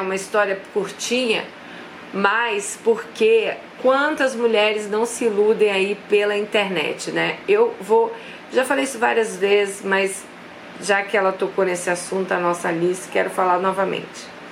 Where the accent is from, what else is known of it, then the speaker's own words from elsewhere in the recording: Brazil; a gente é brasileira